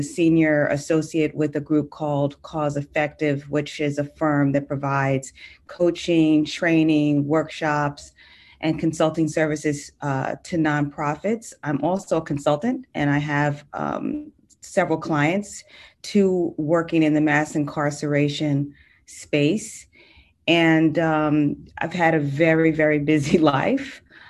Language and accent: English; New York City, New York, United States; I live in Brooklyn. I'm a New Yorker.